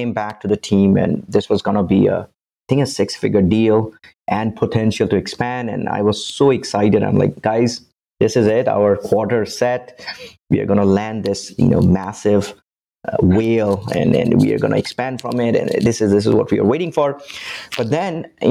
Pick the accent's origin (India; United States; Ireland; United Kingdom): India; moved away as an adult; now in Canada; I'm originally from India. I moved to Canada about 16 years ago for my university.